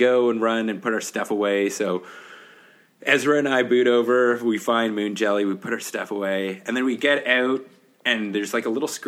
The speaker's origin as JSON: {"language": "English", "country": "Canada", "said": "I'm from Canada"}